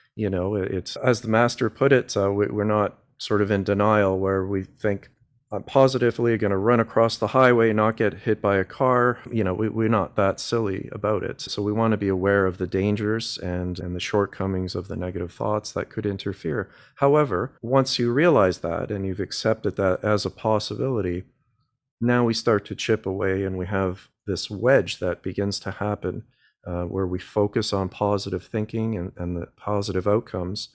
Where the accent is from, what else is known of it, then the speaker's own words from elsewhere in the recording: Canada; I'm a Canadian boy, born and raised